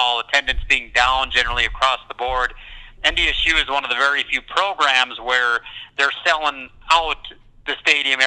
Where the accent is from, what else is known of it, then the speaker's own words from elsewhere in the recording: North Dakota, United States; born and raised in North Dakota